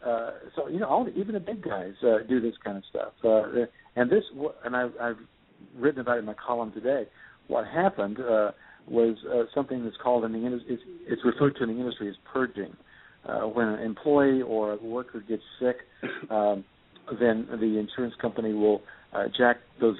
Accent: Tennessee, United States; also born or lived in North Carolina; I was born in North Carolina and raised in Tennessee

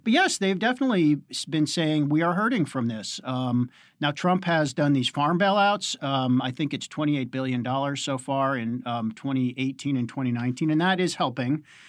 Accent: Pittsburgh, Pennsylvania, United States; my hometown, Pittsburgh

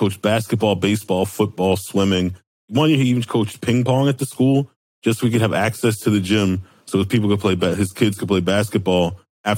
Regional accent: Baltimore, Maryland, United States; we went to Friends School of Baltimore, which is a Quaker school

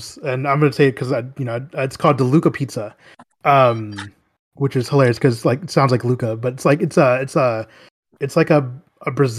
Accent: Garland, Texas, United States; my hometown in Garland

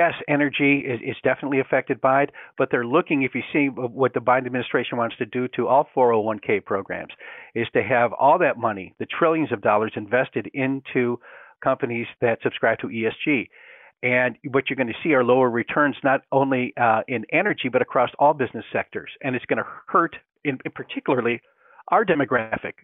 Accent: Great Lakes, United States; I grew up in a cold climate, okay? Four definite seasons, I grew up on Lake Erie

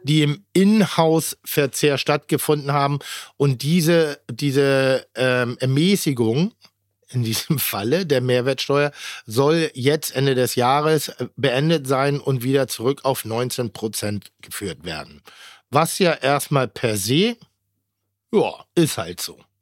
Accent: Pinneberg, Schleswig-Holstein, Germany; moved away; Ich mag das sehr, wo ich herkomme

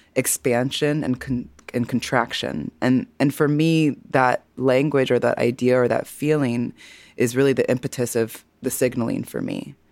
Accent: Missouri, United States; I, am a fellow Midwesterner, honey. I'm from Missouri

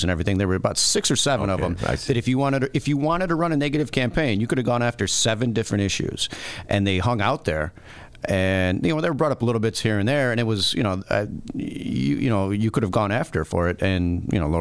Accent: Chicago, Illinois, United States; I'm born and raised in Chicago.

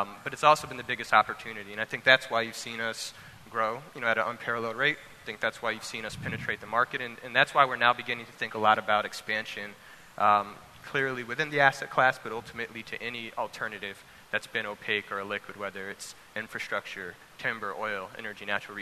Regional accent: Louisiana, United States; moved away; growing up, you know, I'm from Louisiana originally

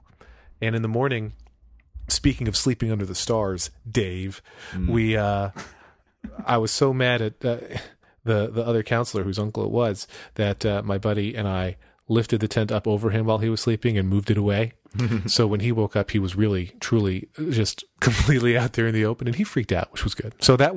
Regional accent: Wyomissing, Pennsylvania, United States; I grew up in Wyomissing, Pennsylvania

